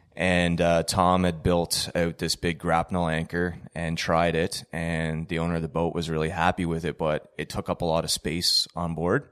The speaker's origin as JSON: {"language": "English", "region": "Ontario", "country": "Canada", "also_born_or_lived": "Trenton, Ontario", "moved": "as an adult", "lives_now": "Antigonish, Canada", "said": "I'm originally from Ontario"}